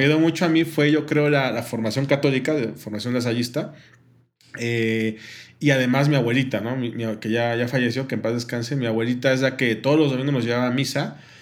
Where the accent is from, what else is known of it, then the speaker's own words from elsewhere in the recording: Mexico City, Mexico; moved away as an adult; also born or lived in Monterrey; somos de la Ciudad de México, sí, somos de la Ciudad de México